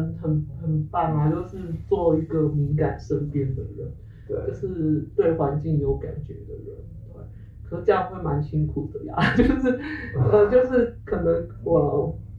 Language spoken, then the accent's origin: Chinese; Hong Kong; 呃，比如我可以讲我是个香港人之类的这个东西越越清晰的时候